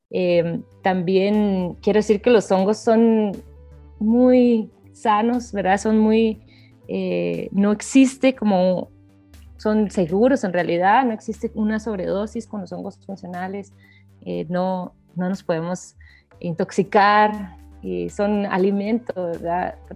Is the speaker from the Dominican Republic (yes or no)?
no; Guatemala; soy de Guatemala